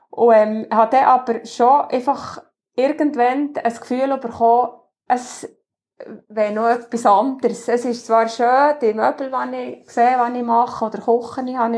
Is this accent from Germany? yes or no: no; Achseten, Bern, Switzerland; Ich bin im Axeten aufgewachsen, das ist zwischen Frutig Adelboden.